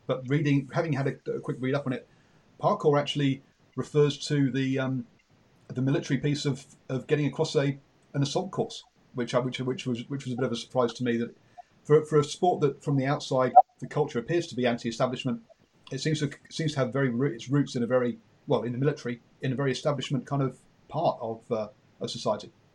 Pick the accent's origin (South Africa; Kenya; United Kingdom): United Kingdom; England; accent: English; you can tell by my accent I'm English